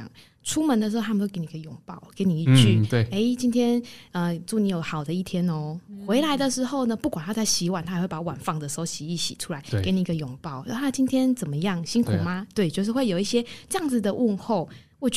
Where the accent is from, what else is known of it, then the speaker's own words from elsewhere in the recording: Taiwan; 我们台湾人很常，因为你关心对方，或者不论朋友啊、同学、同事、家人，你出去你很常挂在嘴边的哦，小心哦，小心哦。